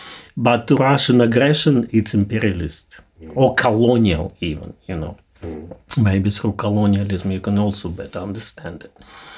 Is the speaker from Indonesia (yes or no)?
yes; Indonesia; I'm from Indonesia. Okay, I know massacre of communism.